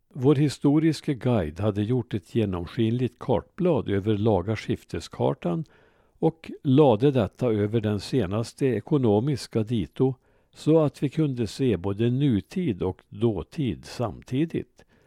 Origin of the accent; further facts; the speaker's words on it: Ransby, Värmland, Sweden; min hemby Ransby